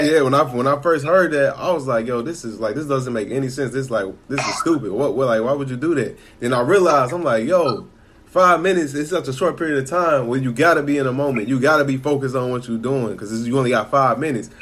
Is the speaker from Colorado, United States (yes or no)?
no; Chicago, Illinois, United States; I grew up in Chicago, so I was born in '93.